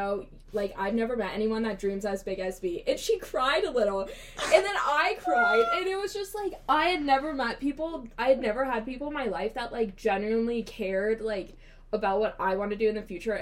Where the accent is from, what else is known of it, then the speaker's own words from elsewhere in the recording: Newark, Ohio, United States; I'm from Newark, Ohio, about an hour out of Columbus